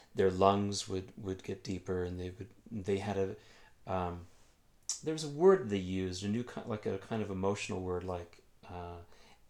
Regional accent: Illinois, United States; I'm from Illinois

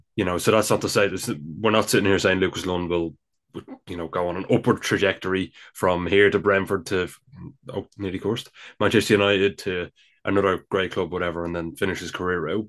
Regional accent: Dublin, Leinster, Ireland; accent: Dublin; my Dublin accent comes out.

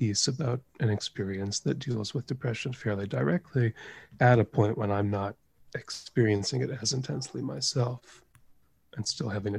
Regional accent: United States; moved away; it hit my hometown

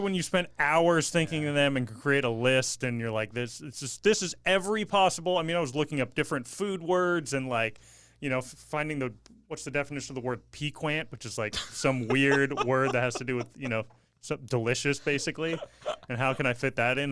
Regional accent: Bay Area, California, United States; I grew up in the Bay Area

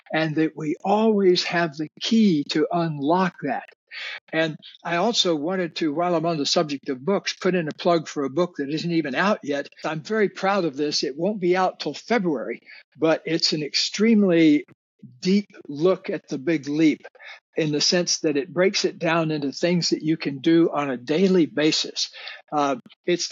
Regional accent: Deep South, United States; I grew up in the Deep South

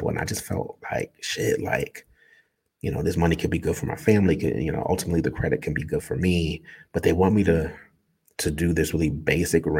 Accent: Newark, New Jersey, United States; I grew up in Newark

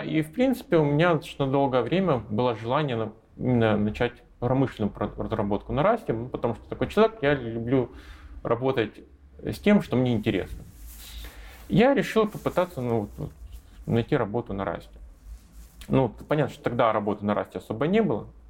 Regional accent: Russia; moved away as an adult; now in Minsk, Belarus; Я, я россиянин, у меня до сих пор российское гражданство

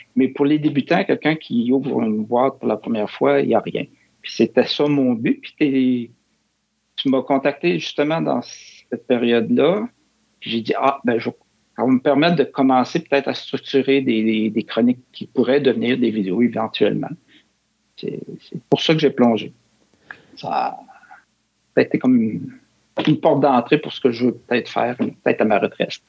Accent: Quebec City, Quebec, Canada; moved away; je suis originaire de Québec.

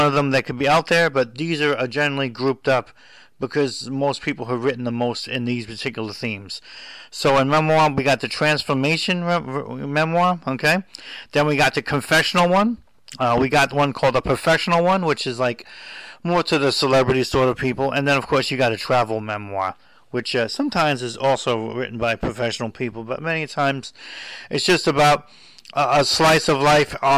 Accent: Hoboken, New Jersey, United States; where I was born in Hoboken in 1965

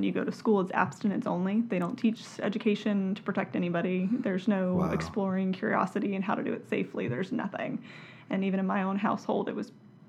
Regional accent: Virginia, United States; I am from Virginia.

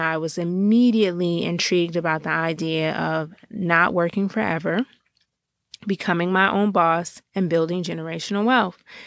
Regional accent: Georgia, United States; now in Washington, D.C., United States; I am Um, a girl born and raised in Georgia, but really living currently in the Washington, D C area

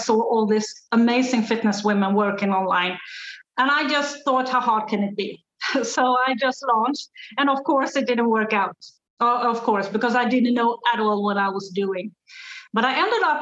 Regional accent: Sweden; English is a second language; also born or lived in south of Spain; now in Spain; I'm from Sweden. As you can hear, English isn't my first language, but I live in south of Spain.

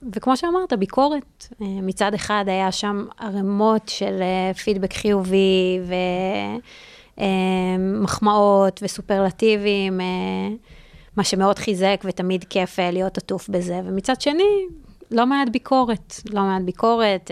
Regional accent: Re'ut, Central District, Israel; moved away as an adult; now in New York, United States; גם גדלתי ברעות

